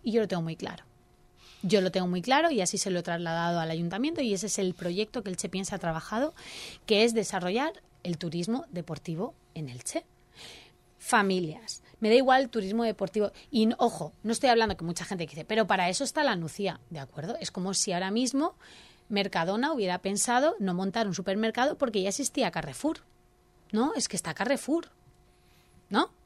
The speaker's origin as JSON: {"language": "Spanish", "town": "Elche", "region": "Valencian Community", "country": "Spain", "said": "nuestro orgullo ilicitano nos dice que nuestra ciudad es maravillosa"}